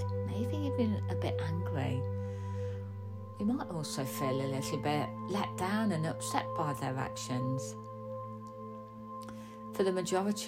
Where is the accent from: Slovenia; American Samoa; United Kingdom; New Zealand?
United Kingdom; we as British people have grown up with this